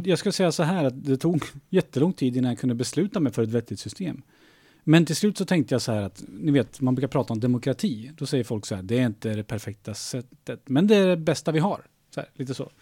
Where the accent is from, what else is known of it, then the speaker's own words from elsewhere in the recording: Skokloster, Uppsala County, Sweden; moved away; Jag är uppväxt i Skokloster.